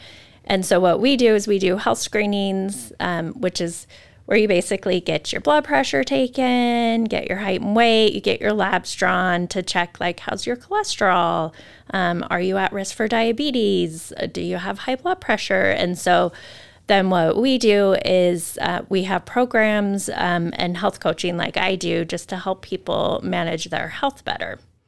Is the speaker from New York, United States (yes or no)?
no; Moscow, Idaho, United States; I grew up in a college town. I grew up at in Moscow.